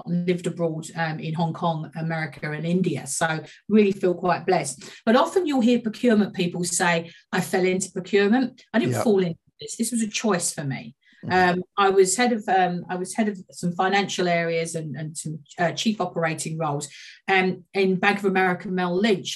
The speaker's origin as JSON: {"language": "English", "town": "Walthamstow", "region": "London", "country": "United Kingdom", "tie": "born or raised there", "said": "I grew up in Walthamstow"}